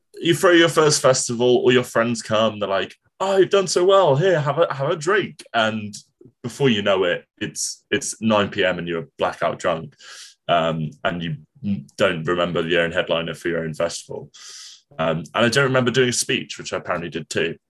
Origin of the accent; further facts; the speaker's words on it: Portsmouth, South East England, United Kingdom; moved away as an adult; now in Cardiff, United Kingdom; when I was a kid, I grew up in Portsmouth